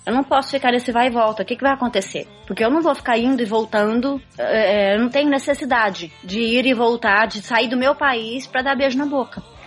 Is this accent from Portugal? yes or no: no; Brazil; accent: Brazilian; moved away as an adult; now in United States; eu sou brasileira